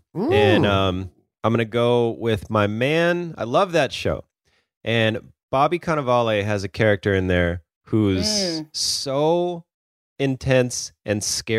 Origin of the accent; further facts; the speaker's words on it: Ireland; I'm an Irish boy.